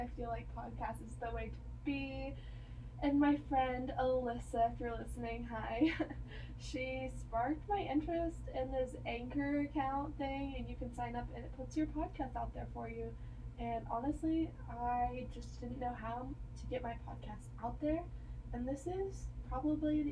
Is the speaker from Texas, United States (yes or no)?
yes; near Texas Tech, United States; also born or lived in Kansas; I am transferring back to a college closer to my hometown. I'm going to Texas Tech in the fall